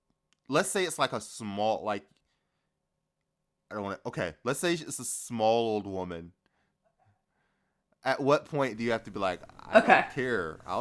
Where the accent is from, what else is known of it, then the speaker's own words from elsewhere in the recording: the South, United States; We're all from the South, so there's no, like, Yankees in this chat